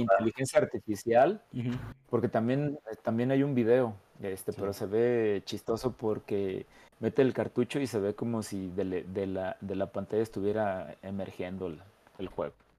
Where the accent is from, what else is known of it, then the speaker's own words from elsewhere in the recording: San Luis Potosí, Mexico; yo soy de San Luis Potosí